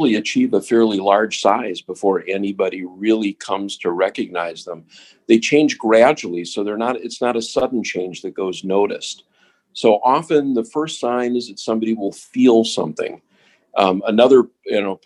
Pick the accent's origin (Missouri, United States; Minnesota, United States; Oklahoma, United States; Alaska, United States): Minnesota, United States; Minneapolis; moved away as an adult; also born or lived in Seattle, Washington / Washington, D.C.; now in Cleveland, United States; I grew up in Minnesota, in Minneapolis